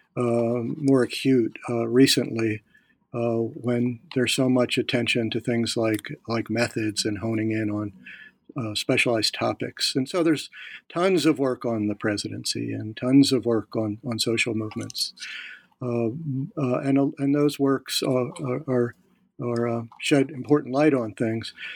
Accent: Philadelphia, Pennsylvania, United States; now in Virginia, United States; I'm from Philadelphia.

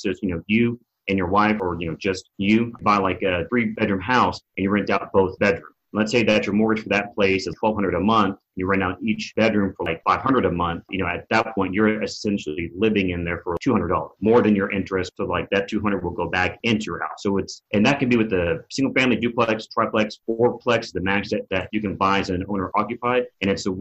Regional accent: Arkansas, United States; moved away as an adult; also born or lived in Houston, Texas / Malaysia; I grew up in Arkansas

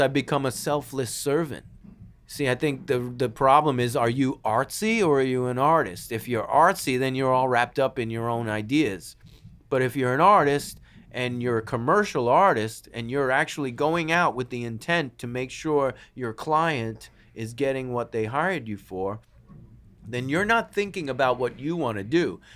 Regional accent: New York City, New York, United States; moved away; also born or lived in Los Angeles; We're from New York

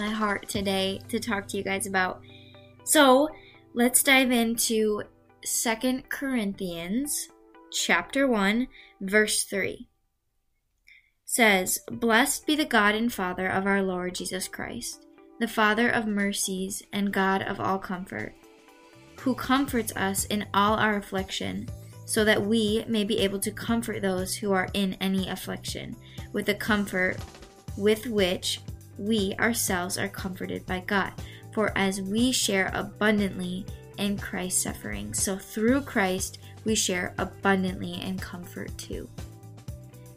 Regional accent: Michigan, United States; I am 16 years old. I am from Michigan

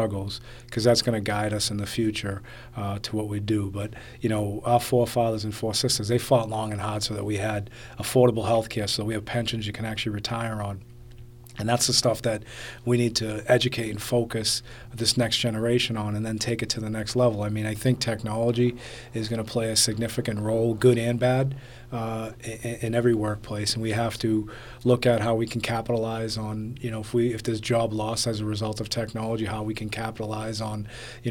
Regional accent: Medford, Massachusetts, United States; I grew up in Medford, which is just outside of Boston proper

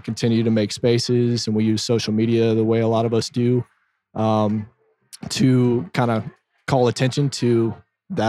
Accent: Dripping Springs, Texas, United States; also born or lived in Austin, Texas; originally from Austin, I grew up in Dripping Springs

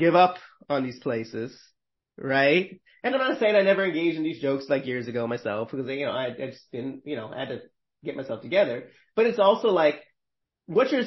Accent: Northeast, United States; I'm from the Northeast

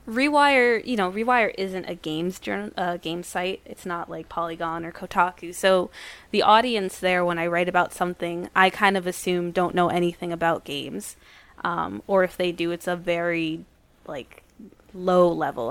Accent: New Brunswick, New Jersey, United States; I was born and raised in New Jersey

